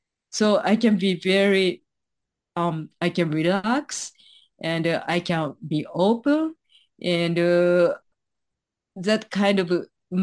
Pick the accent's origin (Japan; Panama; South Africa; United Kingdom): Japan; I was born in Japan, grew up in here in Japan